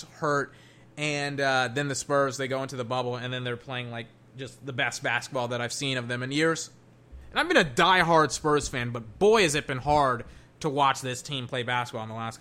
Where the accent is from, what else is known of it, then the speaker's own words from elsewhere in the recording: Texas, United States; I'm from Texas